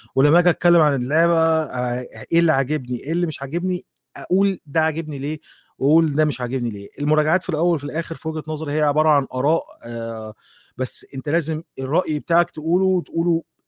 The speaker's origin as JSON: {"language": "Arabic", "country": "Egypt", "said": "وفي مجله كانت عندنا عندنا في مصر كانت اسمها لغه العصر"}